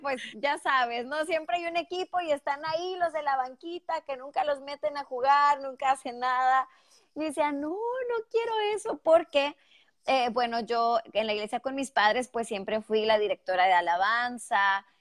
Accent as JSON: {"language": "Spanish", "region": "northern Mexico", "country": "Mexico", "accent": "northern Mexican", "moved": "as an adult", "lives_now": "Houston, United States", "said": "soy mexicana y que bueno, pues eh, soy del norte de México, arriba del norte, señores, y creo que los que son mexicanos saben porque tengo el acento muy marcado, muy mexicanote, pero muy del norte"}